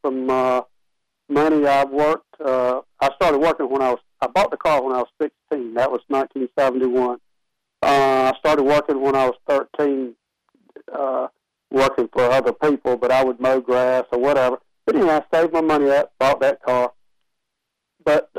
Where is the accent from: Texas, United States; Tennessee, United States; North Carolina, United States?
North Carolina, United States; Bethesda; I grew up in Bethesda.